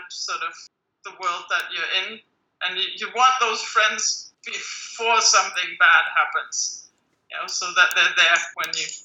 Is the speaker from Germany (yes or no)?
yes; Germany; moved away as an adult; also born or lived in London / Switzerland / California; math was not a thing that girls were supposed to do when I was growing up in Germany.